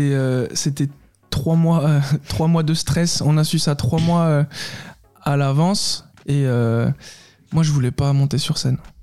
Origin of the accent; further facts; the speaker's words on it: Saône-et-Loire, Bourgogne-Franche-Comté, France; On est on est originaire de Saône-et-Loire à la base